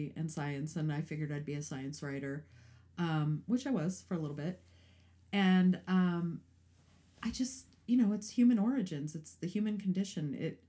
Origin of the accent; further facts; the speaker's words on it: Highland, Indiana, United States; moved away as an adult; also born or lived in East Chicago, Indiana; I was born in East Chicago. Grew up in Highland, all right. Indiana.